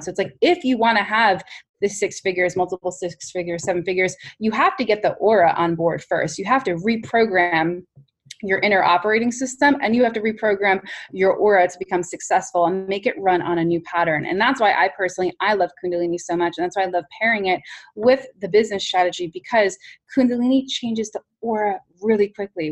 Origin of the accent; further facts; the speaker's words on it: New York City, New York, United States; as a New Yorker